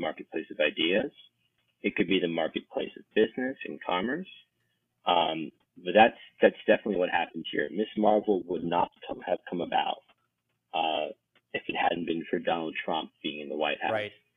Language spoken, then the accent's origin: English; Maryland, United States; the people here in my home state of Maryland